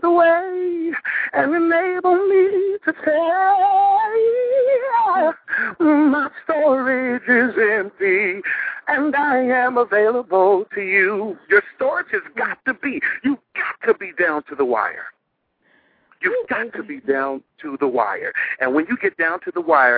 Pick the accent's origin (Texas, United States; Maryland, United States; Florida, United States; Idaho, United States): Texas, United States; Dallas; I'm from Dallas.